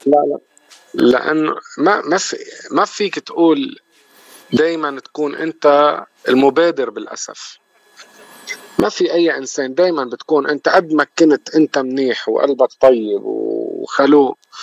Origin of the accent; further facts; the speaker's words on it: Lebanon; moved away as an adult; now in Canada; انا من لبنان